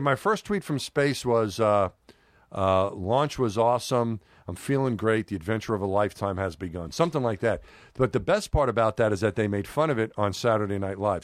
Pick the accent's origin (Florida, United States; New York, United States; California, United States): New York, United States; New York City; moved away; also born or lived in Houston; when I was growing up in New York